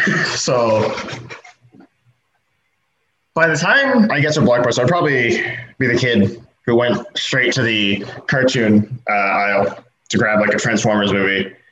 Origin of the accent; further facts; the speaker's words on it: California, United States; also born or lived in Arizona; I was born in Arizona, grew up in California.